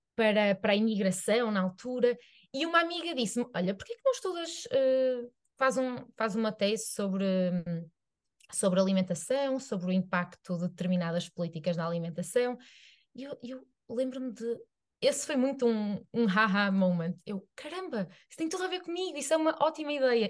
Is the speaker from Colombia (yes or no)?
no; Arouca, Norte, Portugal; eu sou de Aroca, que é uma vila